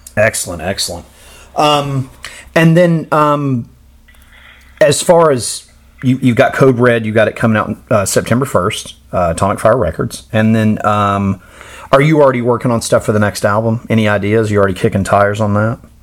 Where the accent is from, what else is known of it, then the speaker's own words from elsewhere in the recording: United States; as an American fan living in a world basically without metal in this country